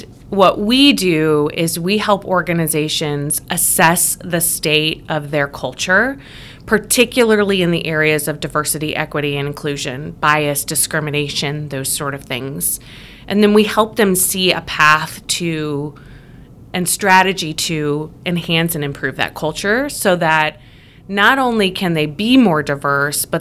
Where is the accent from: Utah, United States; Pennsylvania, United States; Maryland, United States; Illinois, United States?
Illinois, United States; also born or lived in Indiana; I grew up in Illinois and went to college at Eastern Illinois University